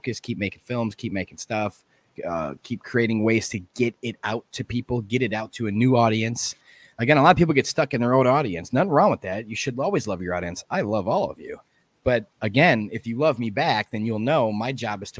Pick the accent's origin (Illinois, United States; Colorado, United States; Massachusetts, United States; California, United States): Illinois, United States; Chicago; I was born and raised in Chicago